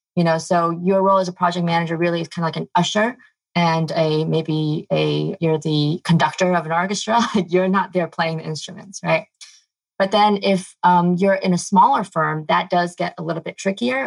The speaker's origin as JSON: {"language": "English", "region": "New York", "country": "United States", "tie": "born or raised there", "moved": "yes", "said": "I grew up in New York."}